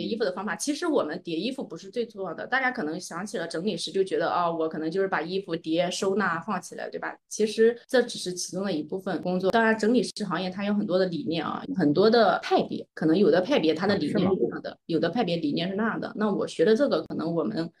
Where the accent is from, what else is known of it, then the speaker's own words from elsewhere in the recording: Anhui, China; moved away as an adult; now in Shanghai, China; 在我上大学之前呢，我其实一直是在安徽生活和长大的